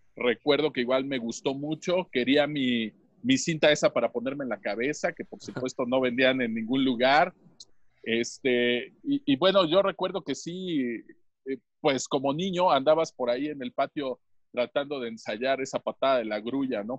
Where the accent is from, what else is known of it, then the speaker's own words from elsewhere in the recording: Tlaxcala, Mexico; saludándolos desde Villa del Progreso, San Pablo, San Antonio Carvajal, Tlaxcala de Chicotenca, México